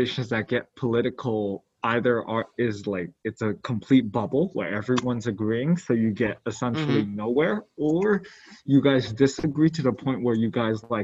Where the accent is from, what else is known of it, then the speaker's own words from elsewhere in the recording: New York City, New York, United States; we're both from New York City